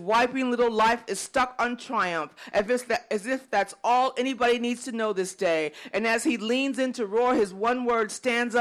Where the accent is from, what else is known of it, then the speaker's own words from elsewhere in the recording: Chicago, Illinois, United States; moved away; I'm originally from Chicago